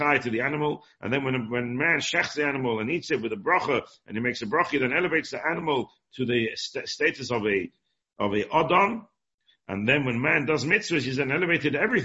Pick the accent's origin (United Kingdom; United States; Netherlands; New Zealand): United Kingdom; England; born or raised there